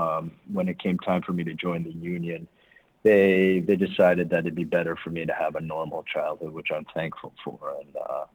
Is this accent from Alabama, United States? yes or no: no; New York City, New York, United States; moved away as an adult; also born or lived in Flushing, Queens; now in Los Angeles, United States; Born and raised in New York. Born in Flushing, Queens, but raised in Manhattan.